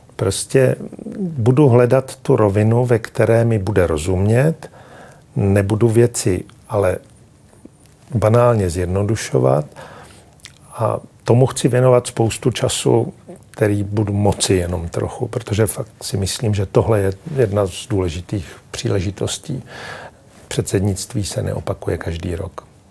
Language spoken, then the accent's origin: Czech; Czechia